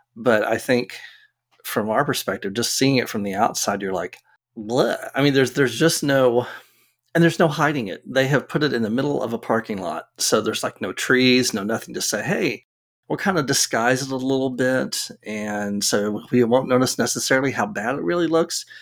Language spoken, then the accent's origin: English; Arlington, Texas, United States; I grew up in Arlington